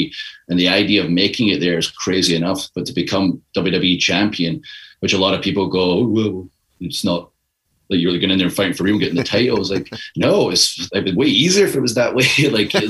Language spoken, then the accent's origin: English; Scotland, United Kingdom; moved away; I'm from Scotland. It's a country of 5 million people.